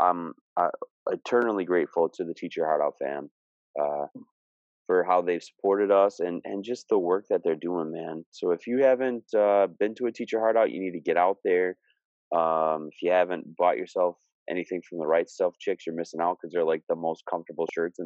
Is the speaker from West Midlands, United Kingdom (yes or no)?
no; Scunthorpe, Yorkshire and the Humber, United Kingdom; now in Minnesota, United States; I'm still a Scunny boy